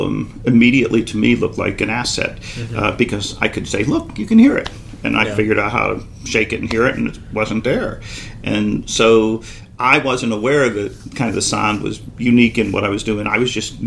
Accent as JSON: {"language": "English", "town": "Pittsburgh", "region": "Pennsylvania", "country": "United States", "tie": "born or raised there", "moved": "as an adult", "lives_now": "Boston, United States", "said": "I was a kid from Pittsburgh. I had no clue that I was doing anything that would impress anyone, because I was only exposed to my little group in Pittsburgh"}